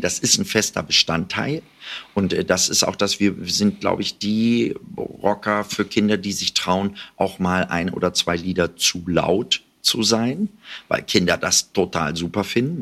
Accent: Jöllenbeck, North Rhine-Westphalia, Germany; Das ist meine Heimatstadt

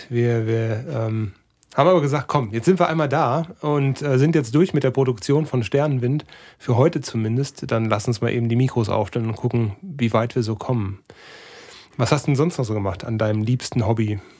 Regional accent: North Rhine-Westphalia, Germany; Als Sauerländer in der Großstadt, das ist bestimmt nicht so einfach.

